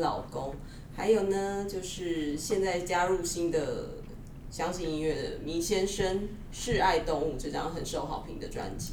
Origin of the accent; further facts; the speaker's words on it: Taiwan; 我们台湾人就是对英国金榜就是有点无感